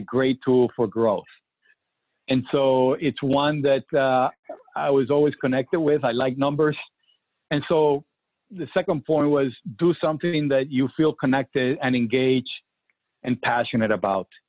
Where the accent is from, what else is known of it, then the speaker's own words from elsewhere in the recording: Puerto Rico; I remember growing up in Puerto Rico